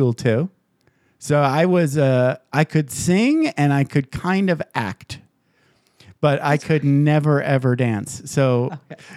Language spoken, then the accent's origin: English; Michigan, United States; moved away; So I grew up in Michigan